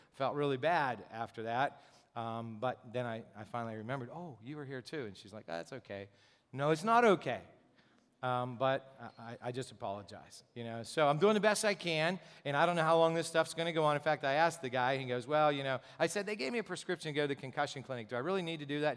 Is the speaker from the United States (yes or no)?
yes; Gipsy, Pennsylvania, United States; I grew up in Gypsy, Pennsylvania